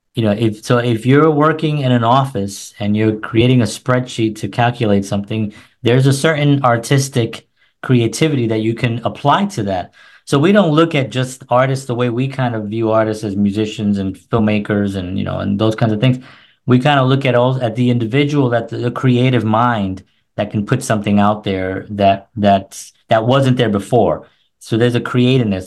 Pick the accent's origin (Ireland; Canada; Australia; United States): United States; New York City, New York; also born or lived in New Jersey; now in Nashville, United States